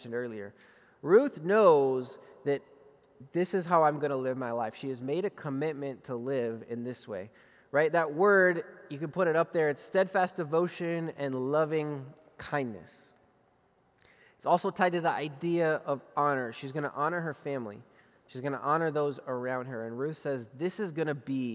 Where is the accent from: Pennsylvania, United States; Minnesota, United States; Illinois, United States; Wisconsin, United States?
Minnesota, United States; I grew up in Minnesota